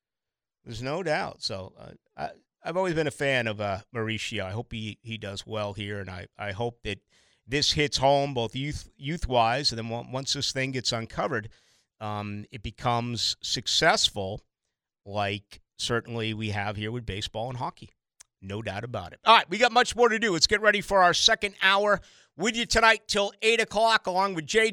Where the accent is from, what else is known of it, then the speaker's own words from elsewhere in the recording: Boston, Massachusetts, United States; When I grew up in Boston, we did that all the time.